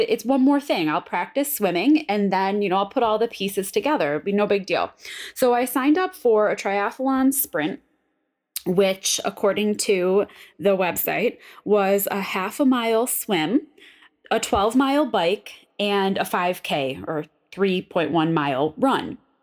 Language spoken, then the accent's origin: English; Buffalo, New York, United States; I'm from Buffalo